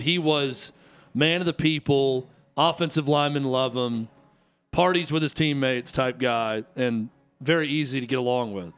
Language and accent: English; the South, United States; We're all from the South